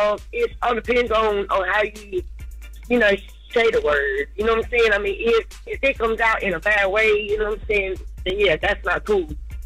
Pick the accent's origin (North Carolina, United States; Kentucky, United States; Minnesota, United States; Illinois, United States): North Carolina, United States; also born or lived in Baltimore, United States; Yeah, I'm originally from Baltimore, but, you know, I mean, I was raised in North Carolina.